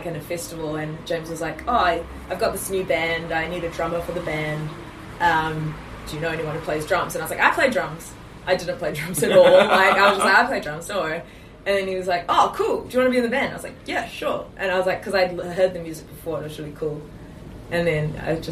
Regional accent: Auckland, New Zealand; also born or lived in South Africa; I grew up in Auckland

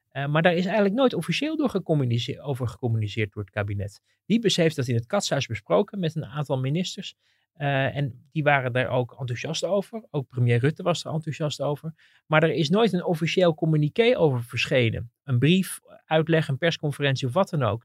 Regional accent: Netherlands

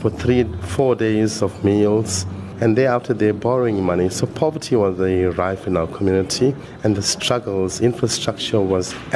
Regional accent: Durban, KwaZulu-Natal, South Africa; also born or lived in Phoenix; 1 year later, my family moved to various places, to Overport, lived in Stamford Hill. Then we went into Chatsworth

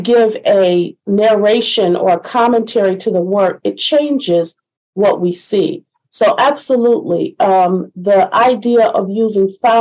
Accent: Detroit, Michigan, United States; moved away as an adult; now in Baltimore, United States; I'm born and raised in Detroit

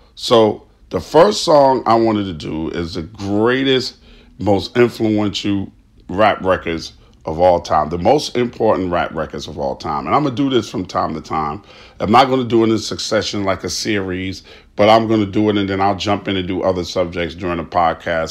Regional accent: New York City, New York, United States; My hometown is New York City, specifically Queens, New York, right? And when I grew up in Queens, New York

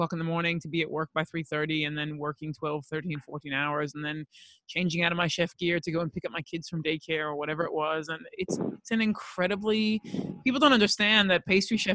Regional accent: Los Angeles, California, United States; I grew up in Los Angeles

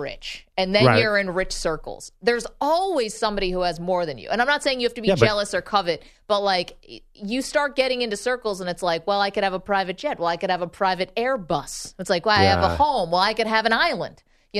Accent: Binghamton, New York, United States; I'm from Binghamton, New York.

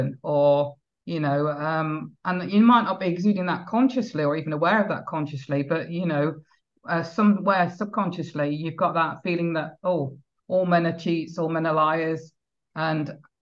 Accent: United Kingdom; I am British, I'm not from the Caribbean

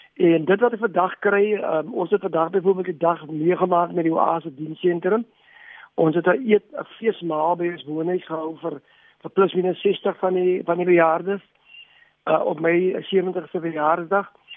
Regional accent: South Africa

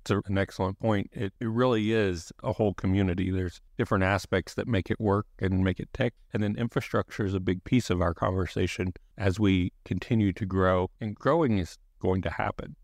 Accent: Boerne, Texas, United States; I'm a Bernie High School graduate

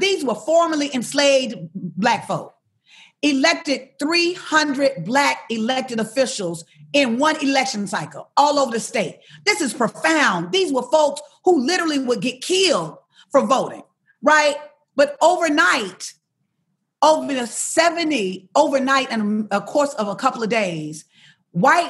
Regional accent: Alabama, United States; I'm from Alabama

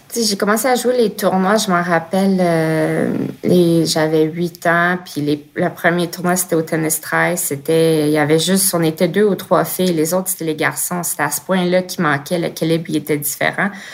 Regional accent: Blainville, Quebec, Canada; also born or lived in Montreal; je suis née en 87 à Montréal puis j'ai grandi à Blainville

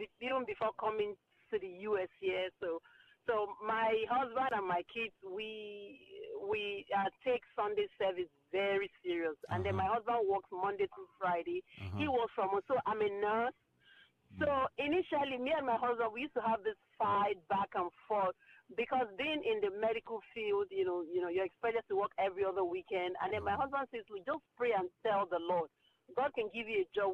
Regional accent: Nigeria; now in Maryland, United States; I'm from Nigeria. My husband's from Nigeria too

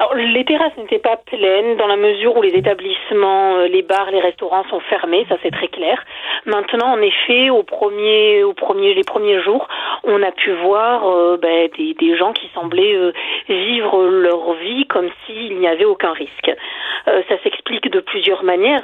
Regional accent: France

